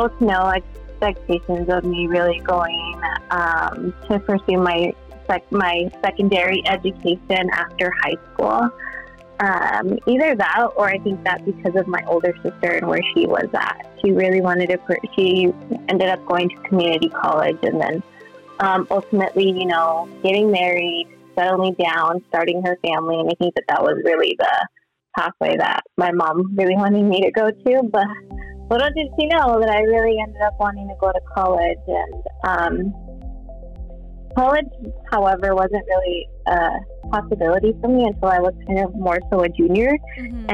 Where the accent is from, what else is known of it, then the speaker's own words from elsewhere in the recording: Quincy, Washington, United States; I grew up in a very small town in Central Washington. I grew up in Quincy.